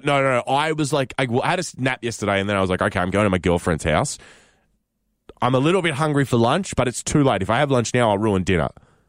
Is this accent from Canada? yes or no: yes; Canada; as a Canadian traveling overseas, when you get to tell people that you're not American, it's like you've given them a little Christmas present.